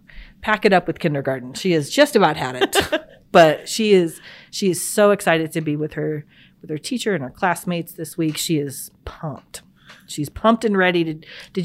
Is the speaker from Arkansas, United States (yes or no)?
yes; Arkansas, United States; And I grew up in Arkansas